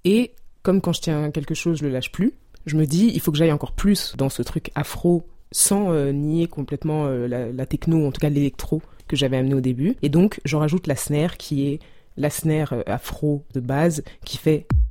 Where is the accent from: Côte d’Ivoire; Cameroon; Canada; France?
Cameroon; Douala, Littoral; moved away; mon enfance au Cameroun, à Douala